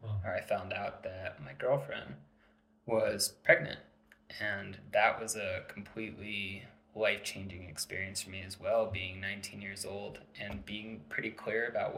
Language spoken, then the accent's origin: English; Santa Fe, New Mexico, United States; also born or lived in Maryland; we moved our whole family out here, and that was like a big transition when I was 8 years old